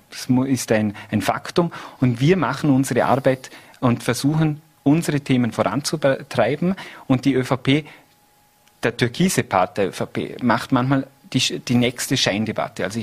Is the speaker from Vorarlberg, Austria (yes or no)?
yes; Vorarlberg, Austria; Also bei uns in Vorarlberg, und da habe ich einen sehr guten Einblick, da stehen wir äh, sehr gefestigt da.